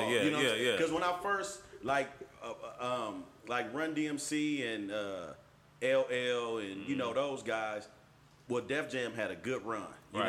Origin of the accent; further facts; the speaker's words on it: Oakland, California, United States; we from the home of the Black Panthers and the Mac.